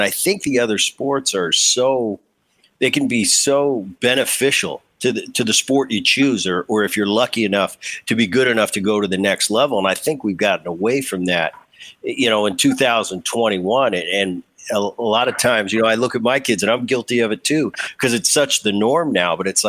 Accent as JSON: {"language": "English", "region": "New Jersey", "country": "United States", "tie": "born or raised there", "said": "I grew up in Jersey."}